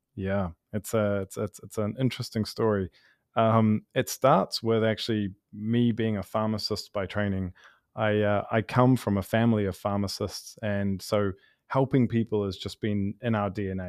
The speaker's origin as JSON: {"language": "English", "country": "New Zealand", "moved": "yes", "lives_now": "Los Angeles, United States", "said": "I'm from New Zealand originally"}